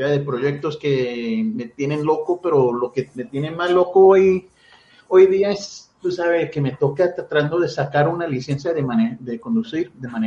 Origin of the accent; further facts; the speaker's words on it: United States; also born or lived in Mexico (ancestry) / Cuba; now in Colombia; Soy, soy, soy un gringo mezclado con sangre mexicana y tú sabes, ah, malas palabras y idiomas de Cuba.